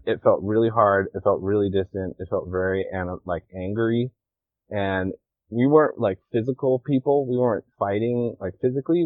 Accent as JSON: {"language": "English", "region": "Washington", "country": "United States", "tie": "born or raised there", "also_born_or_lived": "Hawaii", "moved": "as an adult", "lives_now": "Kauai, United States", "said": "I just like grew up in Washington"}